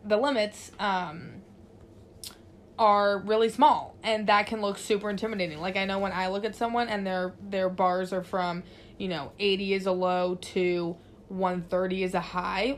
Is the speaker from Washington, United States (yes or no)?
yes; Seattle, Washington, United States; now in San Francisco, United States; we're from Seattle, we know what rain looks like